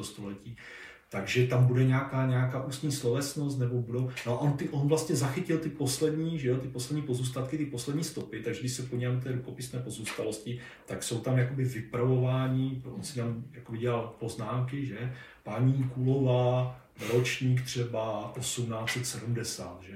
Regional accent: near Orlová, Moravian-Silesian Region, Czechia; nedaleko třeba mého rodiště

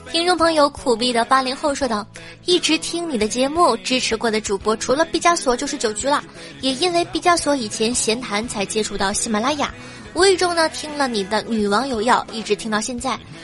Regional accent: Dalian, Liaoning, China; 我也是大连的哟

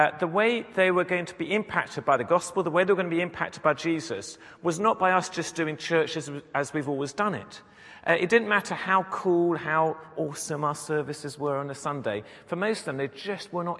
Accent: England, United Kingdom; moved away as an adult; also born or lived in Sheffield; now in United States; We come from England, from Europe, the city we last lived in before we came to the States 8 years ago, a city called Sheffield

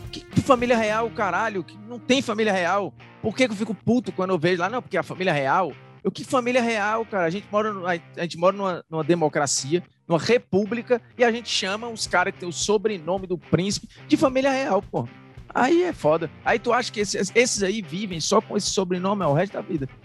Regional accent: Indaiatuba, São Paulo, Brazil; Eu sou de Indaiatuba, mas eu tô sempre em São Paulo.

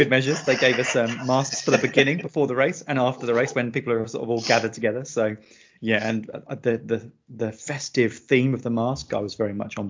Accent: United Kingdom; moved away as an adult; now in Portugal; I'm a British writer of like horror and dark fiction type stuff. But I live in Portugal. I've lived in Portugal for about 7.5 years now. And before that, I lived in a couple of other countries around Europe.

